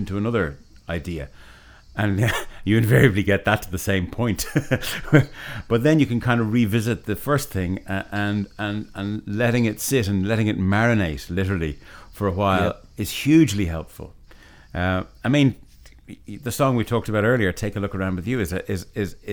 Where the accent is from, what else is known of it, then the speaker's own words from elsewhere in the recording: Ireland; we're Irish musicians, so our Irishness, where we come from, is going to come through in it